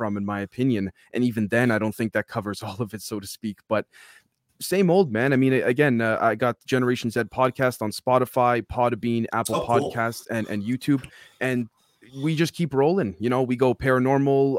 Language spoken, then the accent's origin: English; Toronto, Ontario, Canada; now in Manitoba, Canada; I was born and raised in Toronto. Right now I'm based out of Manitoba